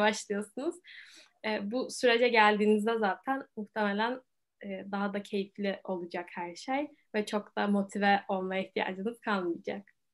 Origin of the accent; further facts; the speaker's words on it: Istanbul, Turkey; bayağı Türk'üm hayatım boyunca. Türkiye'de yaşadım, İstanbul'da yaşadım.